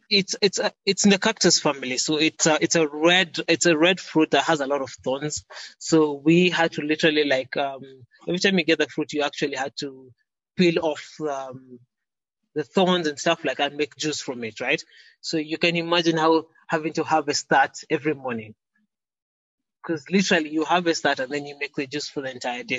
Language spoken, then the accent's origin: English; Kenya; I was born in Kenya